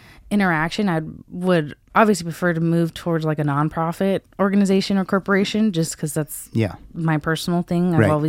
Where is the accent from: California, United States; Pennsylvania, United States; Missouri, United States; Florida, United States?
California, United States; Ventura; I was born and raised in Ventura, California. Okay. So small little beach town.